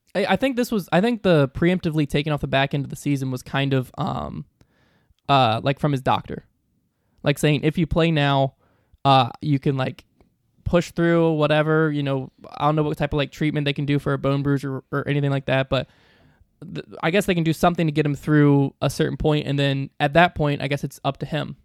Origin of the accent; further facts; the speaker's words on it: the South, United States; I'm from the South